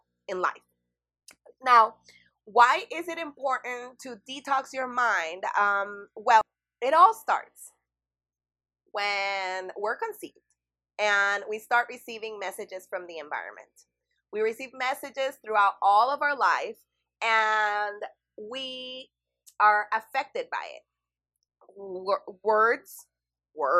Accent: El Salvador; I'm from El Salvador

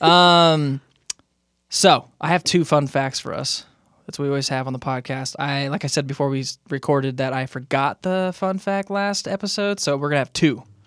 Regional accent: Moreno Valley, California, United States; now in Utah, United States; I grew up in Moreno Valley

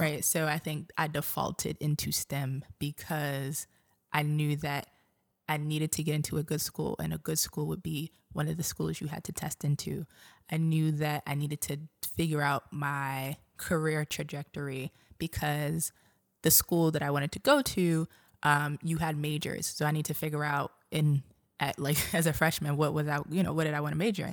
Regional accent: New York City, New York, United States; moved away as an adult; also born or lived in Montgomery County, Maryland; now in Baltimore, United States; I grew up in Brooklyn

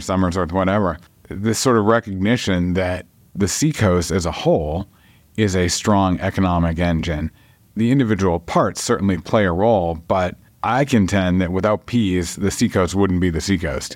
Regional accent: Dover, New Hampshire, United States; I grew up on Dover Point

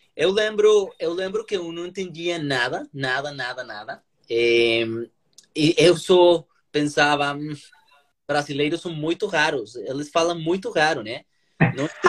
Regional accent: Colombia; Portuguese is a second language; moved away as an adult; now in São Paulo, Brazil; eu sou colombiano

